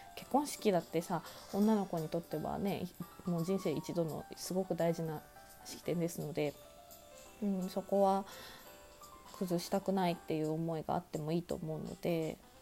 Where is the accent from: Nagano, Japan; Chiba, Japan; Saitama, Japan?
Nagano, Japan; moved away; also born or lived in Tokyo; 私、長野が出身地なんですけど、まあ、長野のね、田舎で育って